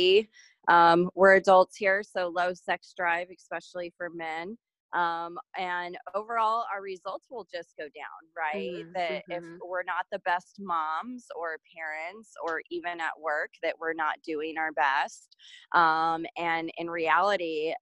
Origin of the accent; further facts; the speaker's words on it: San Diego, California, United States; I grew up in San Diego, California